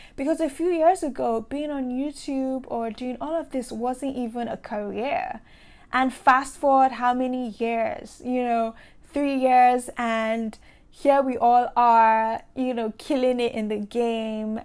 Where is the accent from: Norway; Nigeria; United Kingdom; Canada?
Nigeria; I grew up in Nigeria